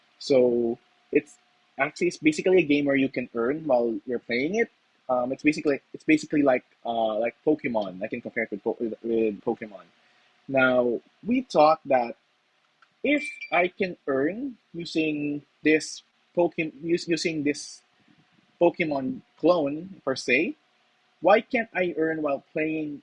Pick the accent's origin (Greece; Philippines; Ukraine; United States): Philippines; as a Filipino myself, it's actually part of our culture